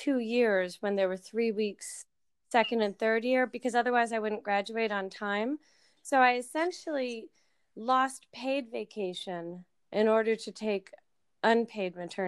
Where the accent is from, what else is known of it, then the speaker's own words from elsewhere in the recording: Connecticut, United States; also born or lived in Tennessee; now in Texas, United States; I am from Connecticut. I am a New Englander. I am displaced New Englander